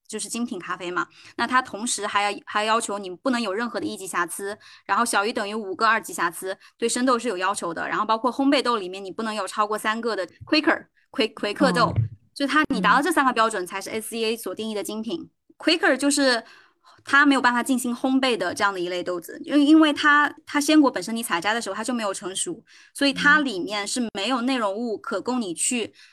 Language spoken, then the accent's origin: Chinese; Anqing, Anhui, China; 我是来自于两弹元勋，邓家先先生的故乡安徽安庆